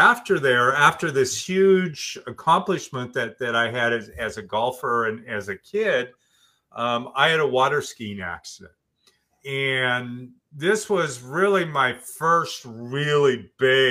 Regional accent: Oregon, United States; I grew up in Oregon, and I live in Bend, Oregon, which is Central Oregon.

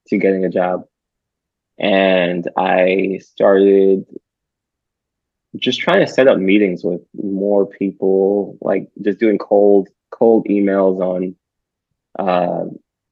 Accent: Huntsville, Alabama, United States; moved away; I told her I was from Huntsville

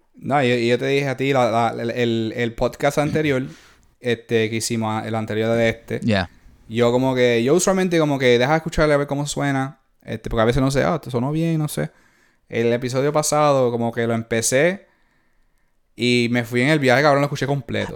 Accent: Puerto Rico; yo soy de Puerto Rico

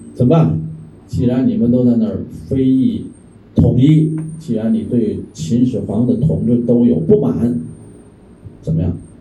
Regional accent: Tianjin, China; now in Thailand; 我是天津人啊，我不会说潮州话

